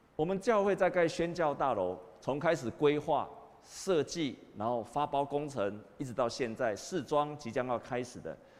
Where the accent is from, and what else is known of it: Taiwan